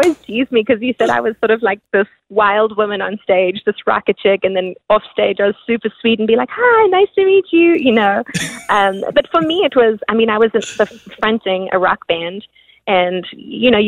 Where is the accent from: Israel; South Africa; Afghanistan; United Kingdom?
South Africa; growing up in South Africa, we listened to all different kinds of music